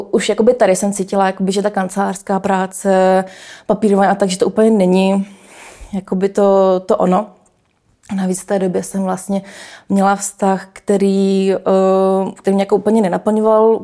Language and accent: Czech; Canada; born there; jsem se narodila v Kanadě, tak já jsem jak Češka, tak Kanaděnka